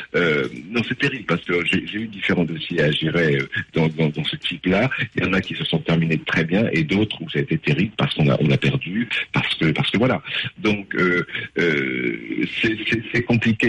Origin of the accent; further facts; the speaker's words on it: Hauts-de-France, France; les Hauts-de-France, donc ma région d'origine